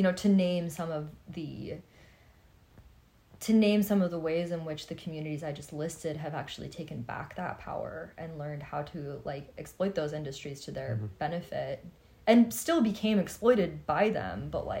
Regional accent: Los Angeles, California, United States; I grew up in Hollywood

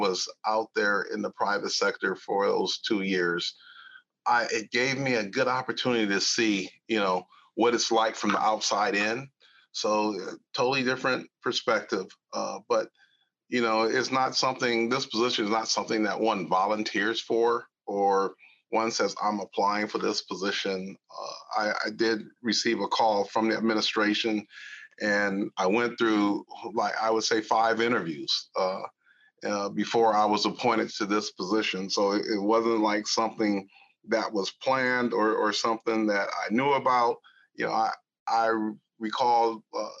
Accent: Los Angeles, California, United States; moved away; born and raised in Los Angeles, California. Right out of Central Los Angeles

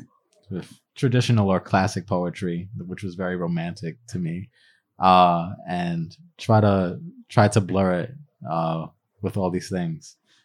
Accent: New York, United States; I was born in Jamaica, Queens. From a hip-hop producer and my mom, who wanted to be a singer at the time when I was born.

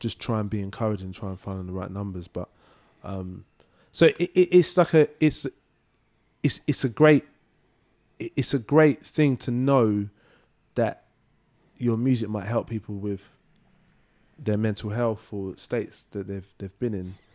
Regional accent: London, United Kingdom; also born or lived in Manchester; I grew up in Leytonstone

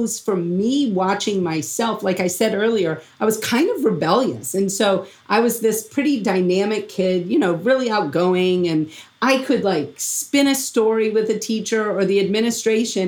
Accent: Louisiana, United States; moved away; I was from Louisiana

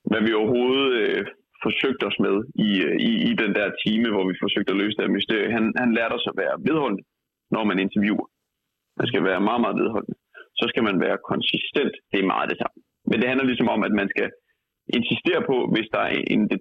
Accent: Aarhus, Central Denmark Region, Denmark; øh, jeg kommer fra Aarhus, og jeg er tidligere rapper.

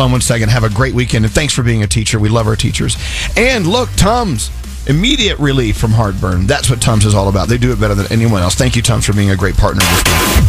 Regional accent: McKinney, Texas, United States; I'm from McKinney.

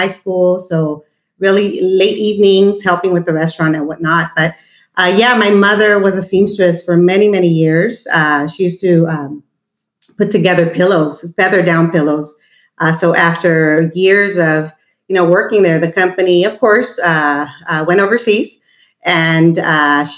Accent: South Gate, California, United States; also born or lived in East Los Angeles / South Central Los Angeles; we've had a beautiful journey growing up in Southeast

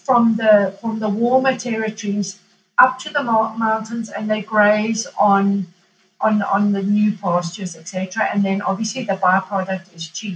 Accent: Kilimanjaro, Tanzania; now in Italy; growing up in Tanzania on a farm

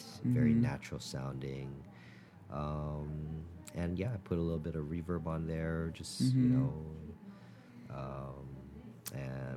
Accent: Hawaii, United States; growing up in Hawaii

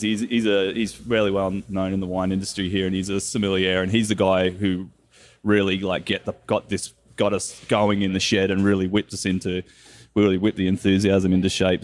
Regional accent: Kelowna, British Columbia, Canada; we're all people from Kelowna

